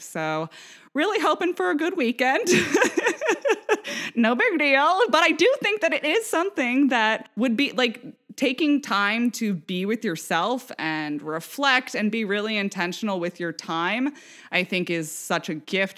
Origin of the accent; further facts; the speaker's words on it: Vashon Island, Washington, United States; moved away; also born or lived in St. Louis / New York; we grew up on Vashon Island.